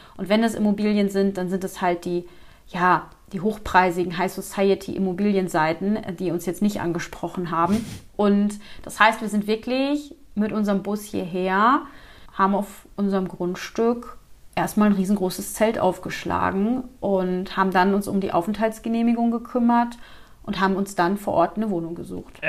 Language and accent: German; Flensburg, Schleswig-Holstein, Germany; moved away as an adult; now in Montenegro; Wir kommen aus Schleswig-Holstein, ganz oben von der Kante, Nähe Dänemark, also sprich bei Flensburg